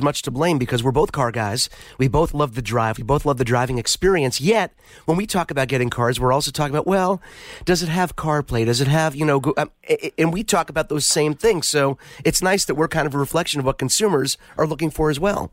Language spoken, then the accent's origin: English; New York City, New York, United States; Growing up in New York City